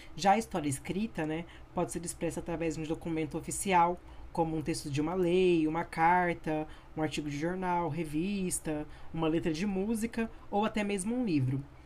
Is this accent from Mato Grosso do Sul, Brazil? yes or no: yes; Campo Grande, Mato Grosso do Sul, Brazil; sou natural de Campo Grande